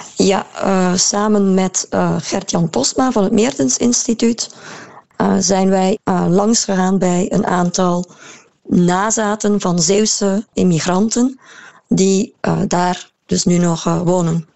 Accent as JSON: {"language": "Dutch", "town": "Maldegem", "region": "Flanders", "country": "Belgium", "accent": "Maldegem dialect", "said": "dat hoor je nu nog heel veel in het dialect waar, waar ik vandaan kom, Maldegem"}